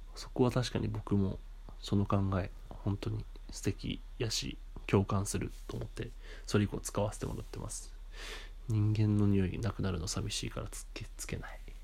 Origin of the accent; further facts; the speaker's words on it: Japan; moved away as an adult; now in Tokyo, Japan; そういうところで生まれ育ってて